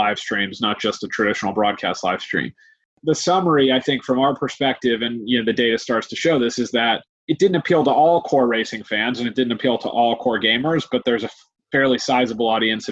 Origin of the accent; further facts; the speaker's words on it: United States; accent: American; moved away as an adult; now in London, United Kingdom; as you can hear from my accent, I came from the US